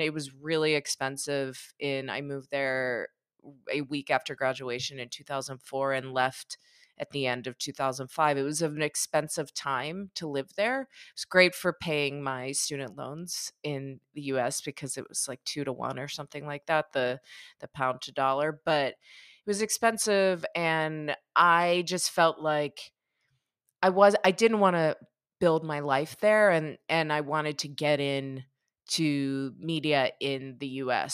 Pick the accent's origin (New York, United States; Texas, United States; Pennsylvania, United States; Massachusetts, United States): Pennsylvania, United States; Pittsburgh; I grew up in Pittsburgh.